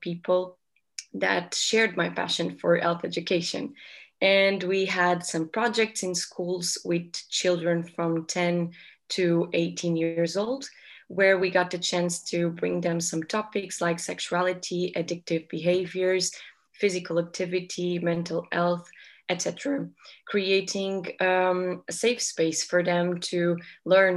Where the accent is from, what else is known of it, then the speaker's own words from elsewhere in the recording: Portugal; I'm 23 years old and I'm from Portugal.